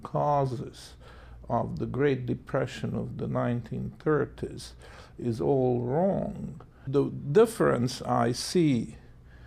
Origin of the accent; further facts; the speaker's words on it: Hungary; moved away as an adult; also born or lived in Canada; I was born in Hungary, and in the fateful year of 1956, when the Soviet troops invaded the country, I decided to emigrated to Canada